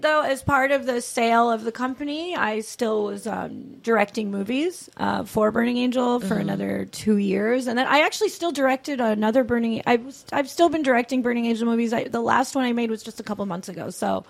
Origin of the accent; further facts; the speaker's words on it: New Jersey, United States; moved away; I'm from New Jersey